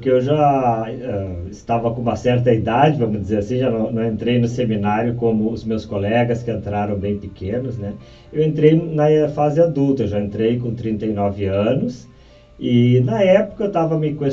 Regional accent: Porto Alegre, Rio Grande do Sul, Brazil; Bom, eu sou aqui de Porto Alegre, nascido aqui e sempre participei da igreja desde da primeira Eucaristia.

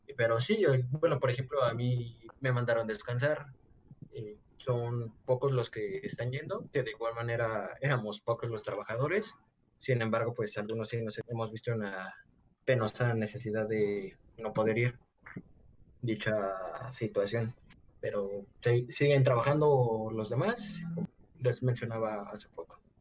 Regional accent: Mexico

